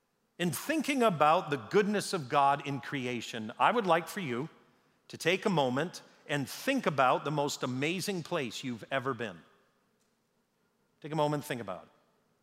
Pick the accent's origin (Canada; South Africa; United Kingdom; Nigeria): Canada; born there; I was born in Canada.